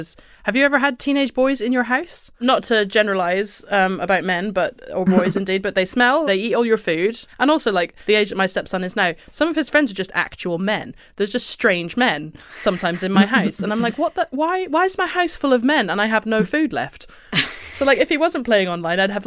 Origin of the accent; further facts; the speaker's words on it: Scotland, United Kingdom; I'm too Scottish, like, and too middle class